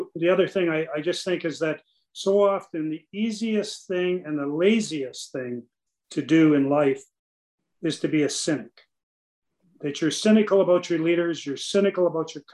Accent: Canada; as a Canadian

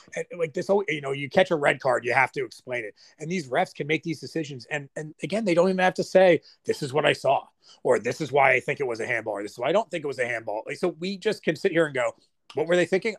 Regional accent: United States

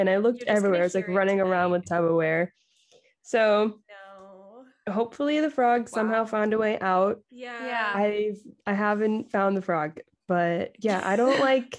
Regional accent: Miami, Florida, United States; also born or lived in Nashville / Los Angeles; I grew up in Miami where there wasn't a big songwriting community. So moving to Nashville

